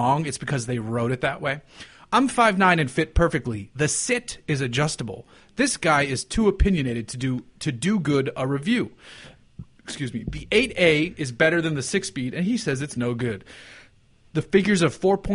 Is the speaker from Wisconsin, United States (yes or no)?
no; Boston, Massachusetts, United States; I'm from Boston